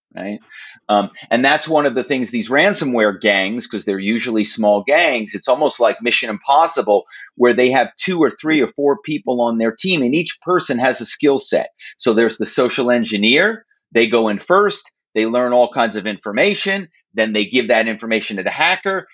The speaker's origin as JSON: {"language": "English", "town": "Philadelphia", "region": "Pennsylvania", "country": "United States", "tie": "born or raised there", "also_born_or_lived": "New York / Los Angeles", "moved": "as an adult", "lives_now": "Malibu, United States", "said": "my hometown is philadelphia"}